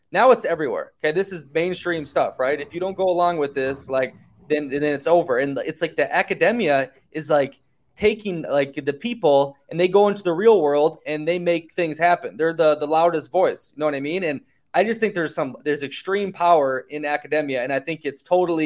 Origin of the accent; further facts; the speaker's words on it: United States; growing up in America